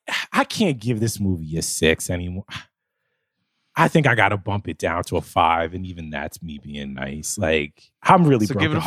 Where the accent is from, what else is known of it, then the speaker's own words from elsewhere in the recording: New Jersey, United States; But nah, man, I'm from Jersey.